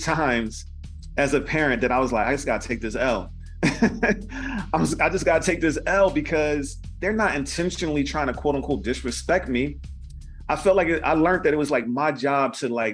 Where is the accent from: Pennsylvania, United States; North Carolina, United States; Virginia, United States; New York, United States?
Pennsylvania, United States; Philadelphia; I grew up in West Philly